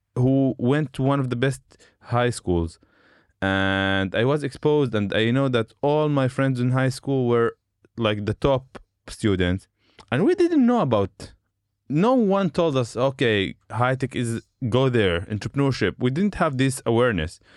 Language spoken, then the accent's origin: English; Shefa-'Amr, Northern District, Israel; English is a second language; also born or lived in Haifa; I grew up in Shafamer, which is uh, in the Galilee area